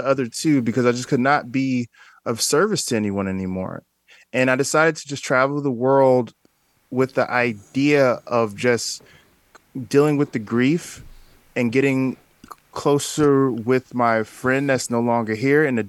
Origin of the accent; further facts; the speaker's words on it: Newark, New Jersey, United States; I'm originally from Newark, New Jersey